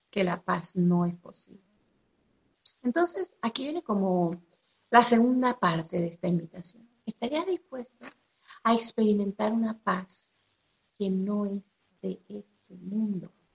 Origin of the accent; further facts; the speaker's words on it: Venezuela; soy de Venezuela